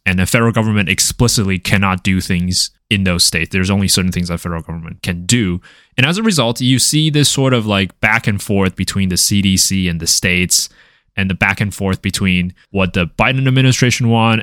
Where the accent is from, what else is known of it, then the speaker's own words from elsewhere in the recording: Taiwan; moved away; I'm from Taiwan